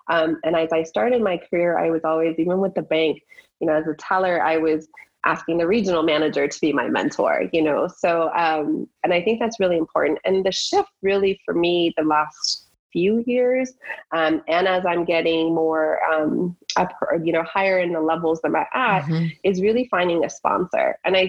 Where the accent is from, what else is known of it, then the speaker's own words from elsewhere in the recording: Iran; born there; moved away; I was born in Iran and I came here and, you know, seeing that culture